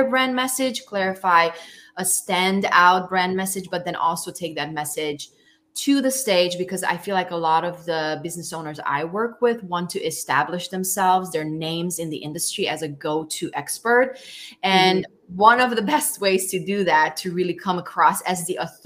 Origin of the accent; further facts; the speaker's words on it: Romania; I was born in Romania in 1981